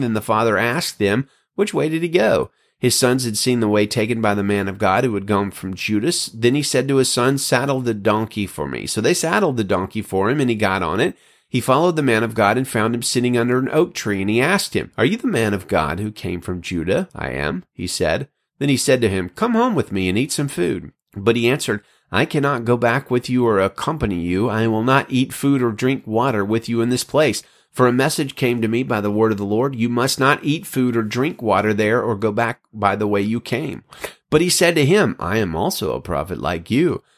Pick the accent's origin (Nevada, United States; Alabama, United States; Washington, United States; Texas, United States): Alabama, United States; now in California, United States; out here in California, unlike my home state of Alabama